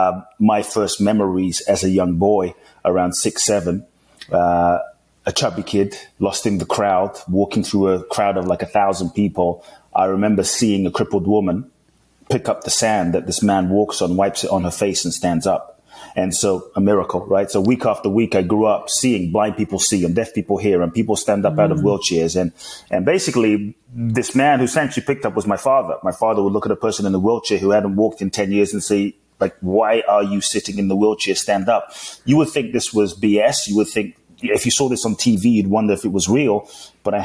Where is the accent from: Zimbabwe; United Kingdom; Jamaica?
United Kingdom; London; also born or lived in Ghana; now in United States; I grew up in London, currently live in the US.